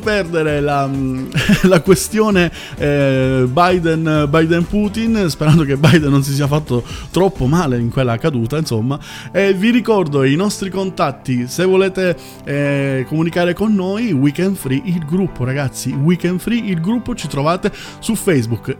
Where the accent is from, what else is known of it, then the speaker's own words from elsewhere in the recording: Southern Italy, Italy; io che sono terrone